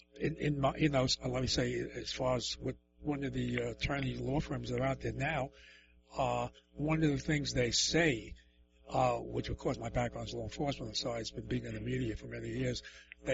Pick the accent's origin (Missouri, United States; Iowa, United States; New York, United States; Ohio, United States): New York, United States; New York City; I'm from the Lower East Side, so that's pretty much the same as Bronx and Brooklyn